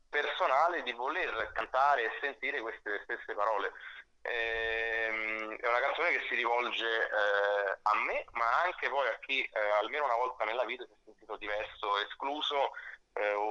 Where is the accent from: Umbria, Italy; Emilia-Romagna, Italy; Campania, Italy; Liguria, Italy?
Campania, Italy; Salerno; also born or lived in Rome; now in Milan, Italy; Vivo, ho vissuto sette anni a Roma, mi sono spostato a Milano di recente, eh, ma vivo tra Milano e Roma. Io sono originario di Salerno